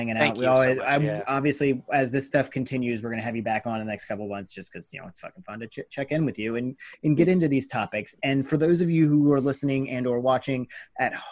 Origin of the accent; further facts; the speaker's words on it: United States; we're fucking American